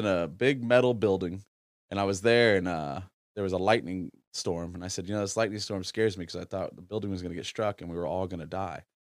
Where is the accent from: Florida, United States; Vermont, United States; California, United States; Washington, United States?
Florida, United States; Lehigh Acres; also born or lived in Fort Myers; I'm from Lee County, and I was strictly living off of what I had been around my entire life. I grew up in Lehigh Acres, which... in the 90s was voted the most diverse place in the country.